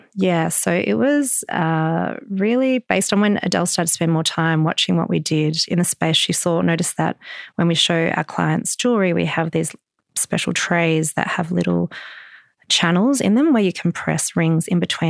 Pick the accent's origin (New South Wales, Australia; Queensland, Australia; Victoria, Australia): Victoria, Australia; Melbourne; I grew up in Melbourne and I have lots of memories of walking through the Royal Arcade as a child.